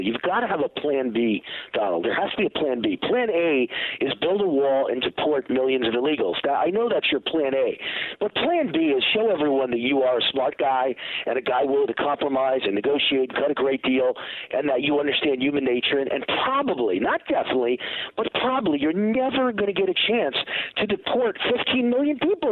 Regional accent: Mount Vernon, New York, United States; I'm from New York. I'm from the streets of New York

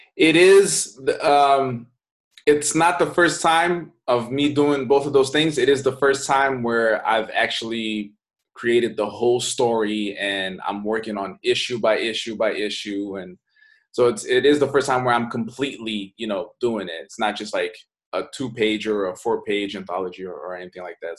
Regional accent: Brazil; moved away; I'm from Brazil. I grew up in Brazil, and I moved here.

